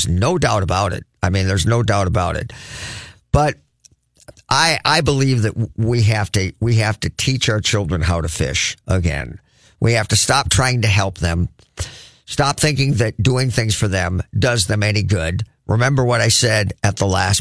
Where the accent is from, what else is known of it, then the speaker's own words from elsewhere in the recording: United States; as an American